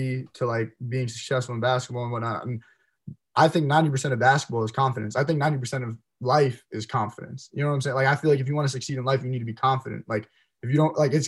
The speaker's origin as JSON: {"language": "English", "region": "New Jersey", "country": "United States"}